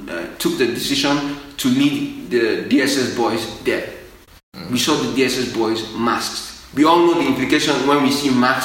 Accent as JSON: {"language": "English", "country": "Nigeria", "said": "as a Nigerian"}